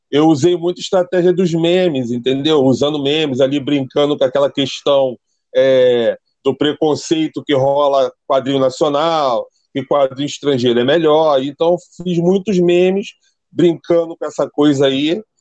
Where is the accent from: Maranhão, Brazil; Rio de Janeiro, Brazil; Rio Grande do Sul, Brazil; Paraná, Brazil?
Rio de Janeiro, Brazil; Eu sou do Rio de Janeiro, zona oeste do Rio. Bangu, terra boa, para quem conhece aí, lugar mais quente do Rio.